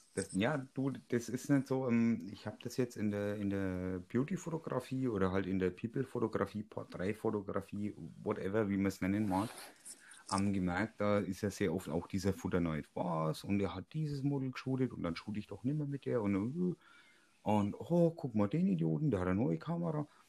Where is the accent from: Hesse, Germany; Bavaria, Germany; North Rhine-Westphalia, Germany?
Bavaria, Germany; Franconia; bei uns in Franken